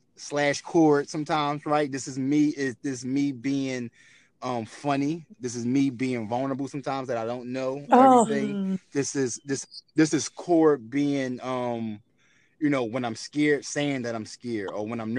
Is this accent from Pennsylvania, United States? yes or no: yes; Philadelphia, Pennsylvania, United States; I'm from North Philadelphia